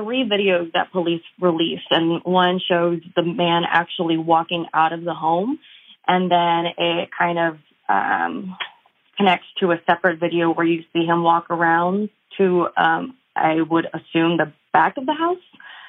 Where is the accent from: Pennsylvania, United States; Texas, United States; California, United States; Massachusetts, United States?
Texas, United States; San Antonio; I'm from San Antonio, so my world gets really small here, both personally and professionally.